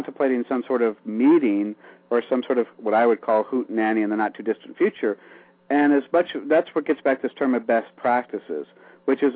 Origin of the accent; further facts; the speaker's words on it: Iowa, United States; When I grew up in small town Iowa